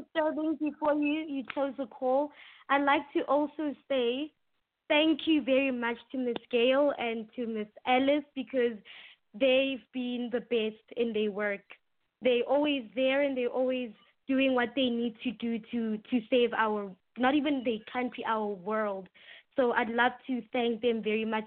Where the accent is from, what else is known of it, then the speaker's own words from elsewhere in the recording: South Africa; first language English; it's rated one of the best schools in, in my hometown